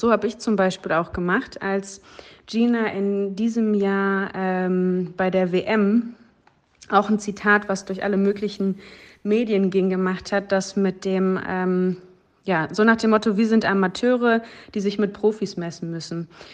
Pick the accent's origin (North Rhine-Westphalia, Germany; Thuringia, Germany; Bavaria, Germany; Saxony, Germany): North Rhine-Westphalia, Germany; Dortmund; bei mir in Dortmund, sozusagen in meiner Heimat.